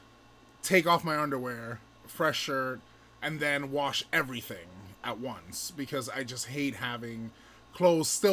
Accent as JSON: {"language": "English", "town": "Miami", "region": "Florida", "country": "United States", "tie": "born or raised there", "moved": "yes", "said": "I'm from Miami, so I didn't grow up wearing pants and sweaters and scarves"}